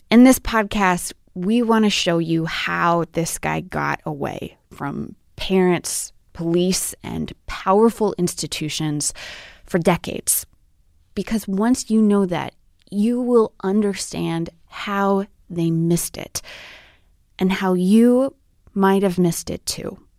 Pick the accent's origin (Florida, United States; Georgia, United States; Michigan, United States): Michigan, United States; Lansing; started seeing Larry Nassar at the age of eight, right here in my hometown